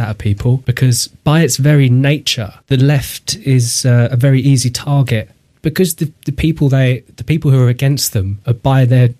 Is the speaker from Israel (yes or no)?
no; London, United Kingdom; growing up in London where you've always been surrounded by people of different races and stuff